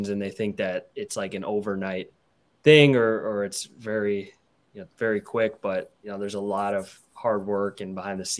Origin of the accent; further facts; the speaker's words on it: Midwest, United States; I'm from the Midwest.